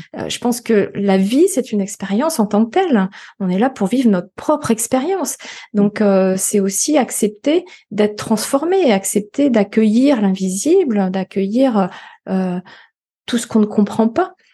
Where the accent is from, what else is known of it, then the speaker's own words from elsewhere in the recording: Finistère, Brittany, France; also born or lived in Paris region; now in Vannes, France; Retour un peu à mes sources bretonnes, puisque je suis du Finistère